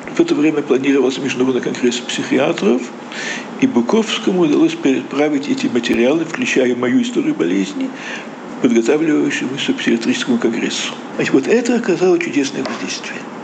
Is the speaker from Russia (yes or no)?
no; Riga, Latvia; moved away as an adult; now in Jerusalem, Israel; как еврей в Латвии